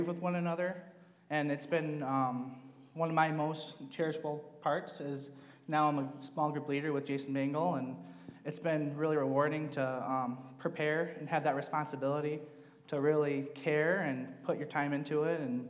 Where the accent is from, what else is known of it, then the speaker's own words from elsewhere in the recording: Alpena, Michigan, United States; moved away as an adult; now in Detroit area, United States; I'm from Alpena, Michigan. It's way up north. Moved down here for work.